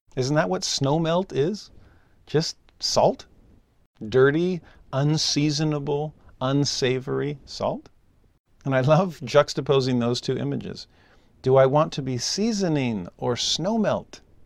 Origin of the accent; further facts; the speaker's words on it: Southern California, United States; also born or lived in the South; now in Utah, United States; I'm a Southern Californian.